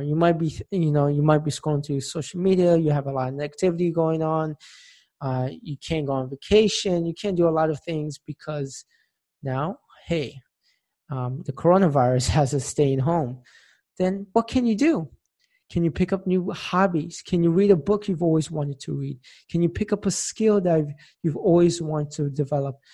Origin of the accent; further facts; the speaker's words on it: Tampa, Florida, United States; now in Philadelphia, United States; my hometown, Tampa, Florida